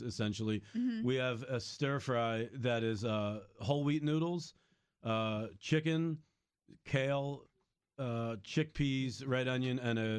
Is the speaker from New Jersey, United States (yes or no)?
yes; Cape May County, New Jersey, United States; moved away; also born or lived in Philadelphia / California; I'm from Cape May County, New Jersey.